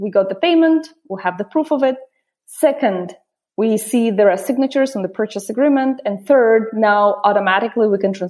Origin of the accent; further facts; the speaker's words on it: Russia; moved away as an adult; also born or lived in Oxford; I grew up in Russia going through devastating communism collapse